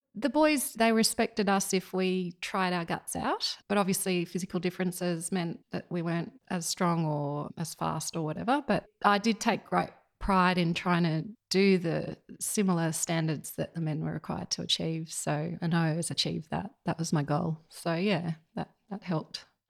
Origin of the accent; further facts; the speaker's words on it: Yass, New South Wales, Australia; also born or lived in Sydney; now in Murrumbidgee, Australia; we moved down to just outside of Yass when I was about three